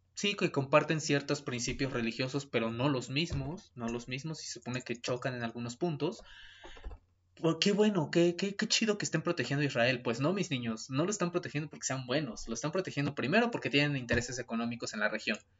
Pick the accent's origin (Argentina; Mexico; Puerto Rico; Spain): Mexico; para los que somos mexicanos